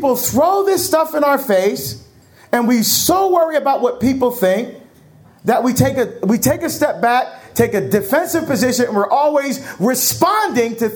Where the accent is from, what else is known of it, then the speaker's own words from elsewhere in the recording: Pacific Northwest, Washington, United States; I'm from the Pacific Northwest. And I was speaking in a town near Seattle in our state of Washington